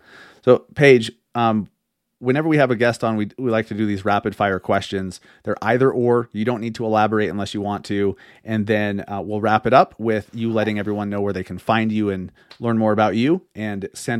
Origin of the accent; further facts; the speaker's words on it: Sandy, Utah, United States; also born or lived in Holladay, Utah; I grew up here. I grew up in Sandy, then lived in Holiday most of my life. And then I've lived all around the Salt Lake Valley.